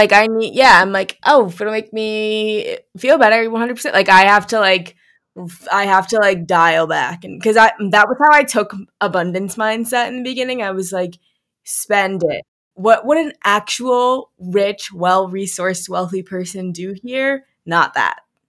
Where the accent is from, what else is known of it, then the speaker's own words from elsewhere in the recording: St. Louis, Missouri, United States; I'm from St. Louis